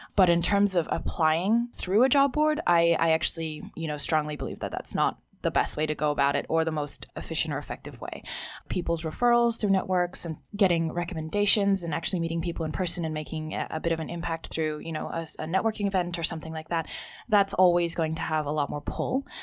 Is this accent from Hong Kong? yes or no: yes; Hong Kong; also born or lived in Sydney, Australia; now in Beijing, China; I grew up in Hong Kong but didn't learn Mandarin